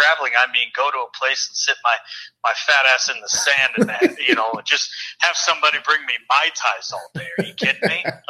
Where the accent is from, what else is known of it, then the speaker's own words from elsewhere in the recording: California, United States; now in Montana, United States; growing up in California